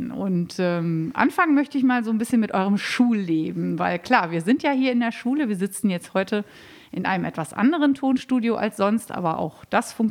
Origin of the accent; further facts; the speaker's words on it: Münster, North Rhine-Westphalia, Germany; ich komme aus Münster, wohnte in der Innenstadt